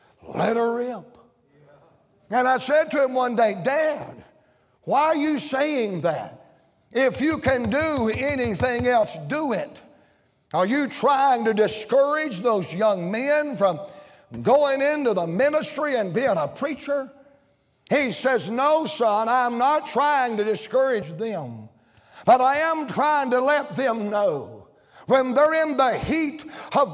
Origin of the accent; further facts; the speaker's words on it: Danville, Virginia, United States; I was born in Danville, Virginia.